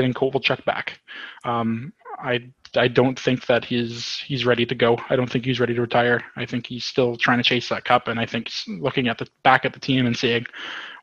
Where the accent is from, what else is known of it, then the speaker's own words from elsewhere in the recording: Cochrane, Ontario, Canada; here in Cochrane in my hometown, small town of 5,000